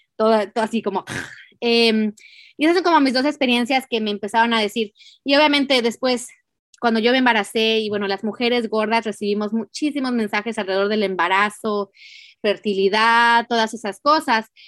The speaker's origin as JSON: {"language": "Spanish", "country": "Mexico", "tie": "born or raised there", "said": "nací en México"}